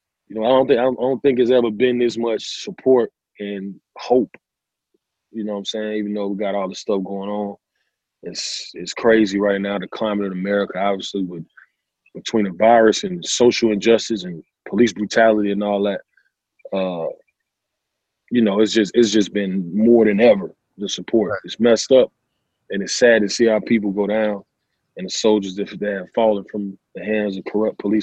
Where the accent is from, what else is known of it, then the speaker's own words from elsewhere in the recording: Charlotte, North Carolina, United States; I'm from West Boulevard, Charlotte, North Carolina. And, you know, it's a legendary area